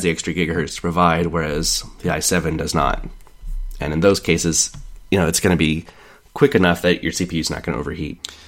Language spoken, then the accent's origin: English; Kansas City, United States; moved away; I'm from Kansas City originally